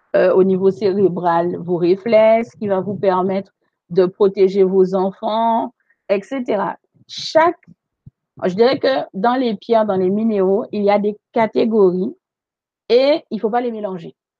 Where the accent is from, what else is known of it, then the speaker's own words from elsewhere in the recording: Guadeloupe; chez nous en Guadeloupe